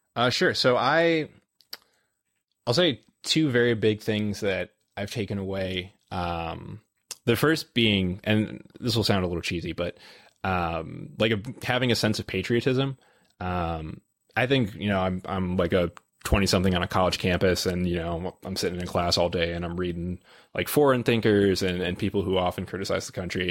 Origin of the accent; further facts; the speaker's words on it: Illinois, United States; I'm from Illinois